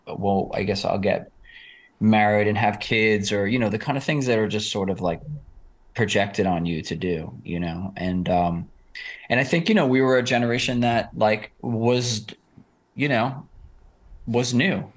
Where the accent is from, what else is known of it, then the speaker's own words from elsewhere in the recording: New York City, New York, United States; I grew up in Rockaway Beach, which is, you can see Manhattan from Rockaway